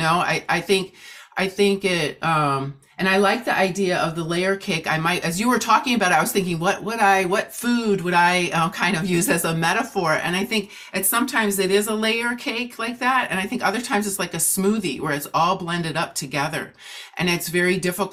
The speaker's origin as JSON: {"language": "English", "town": "Oshkosh", "region": "Wisconsin", "country": "United States", "tie": "born or raised there", "said": "I grew up in Oshkosh, Wisconsin"}